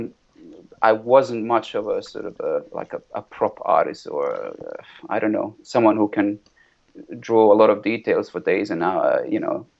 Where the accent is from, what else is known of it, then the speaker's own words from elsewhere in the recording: Sarajevo, Federation of Bosnia and Herzegovina, Bosnia & Herzegovina; also born or lived in Zurich, Switzerland; now in London, United Kingdom; my hometown Sarajevo is surrounded by massive mountains. And then when I moved from there to Switzerland, to Zurich